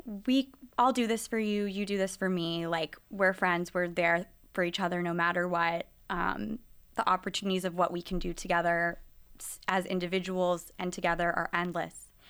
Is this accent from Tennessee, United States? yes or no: yes; Nashville, Tennessee, United States; moved away as an adult; I grew up in Nashville, Tennessee, and I was with, growing up with a Reformed Jewish family